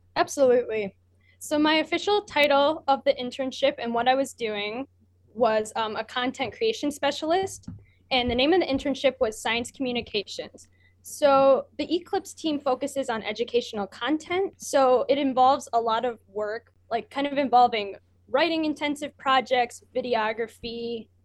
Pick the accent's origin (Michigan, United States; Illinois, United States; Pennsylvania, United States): Michigan, United States; I'm from Michigan.